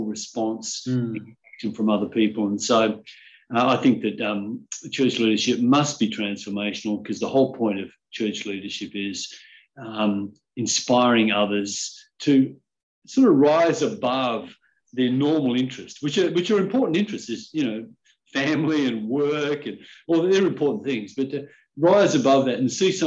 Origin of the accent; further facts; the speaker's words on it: Perth, Western Australia, Australia; moved away; also born or lived in Collie, Western Australia; I grew up in Perth. In fact, I grew up initially in a country town in the southwest of Western Australia called Collie, but then mostly in Perth.